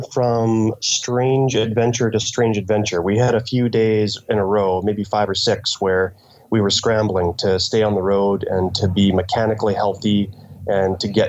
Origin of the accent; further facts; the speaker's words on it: Canada; I'm a writer from Canada and I am currently in Nazca, Peru